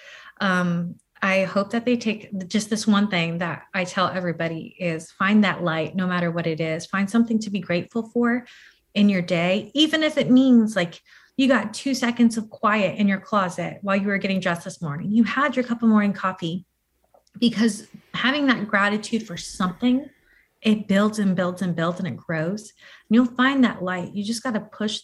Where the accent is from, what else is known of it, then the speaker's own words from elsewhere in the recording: Hawaii, United States; now in Tampa, United States; I was actually born and raised in like Hawaii